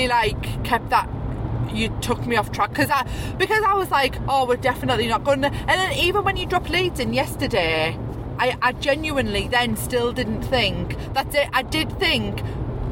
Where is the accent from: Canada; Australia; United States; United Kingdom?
United Kingdom; Boro, North East England; we're from Borough.